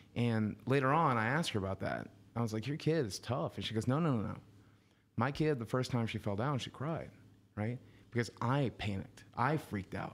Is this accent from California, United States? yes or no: no; Southwest Virginia, United States; moved away; also born or lived in Arkansas; I come from Southwest Virginia.